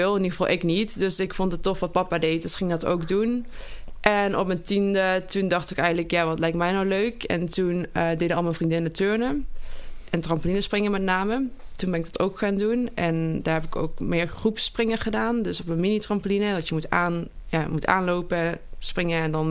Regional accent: Geleen, Limburg, Netherlands; Nou, ik kom uit Geleen oorspronkelijk. Daar ben ik gebogen en opgegooid.

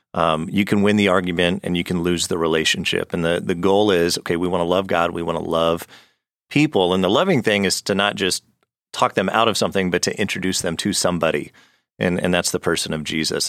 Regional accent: Arizona, United States; I grew up in Arizona

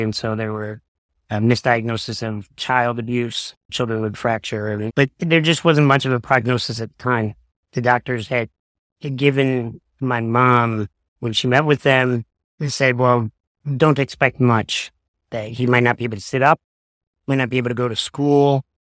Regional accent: Detroit, Michigan, United States; also born or lived in Boston / Chicago; I was born and raised in the Detroit area, mostly. But as a child, we moved around to Boston and Chicago.

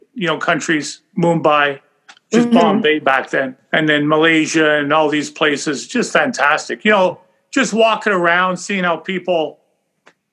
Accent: Canada; I probably would have been the only Canadian working there

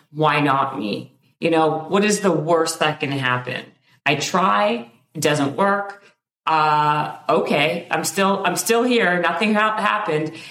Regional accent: Winnipeg, Manitoba, Canada; I'm from Winnipeg in Canada

